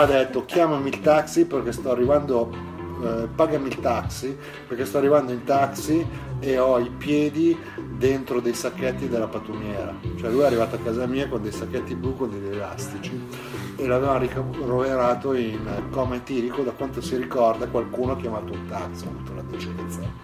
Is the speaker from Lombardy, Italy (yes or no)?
yes; Brianza, Lombardy, Italy; quando ero bambino ero in Brianza e eh, ero verso Pesana Brianza, da quelle parti